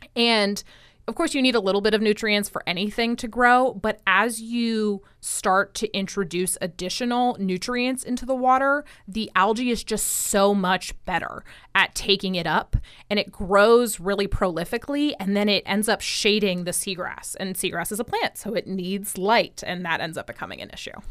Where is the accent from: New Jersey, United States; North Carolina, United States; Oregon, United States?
New Jersey, United States; now in Florida, United States; I grew up in New Jersey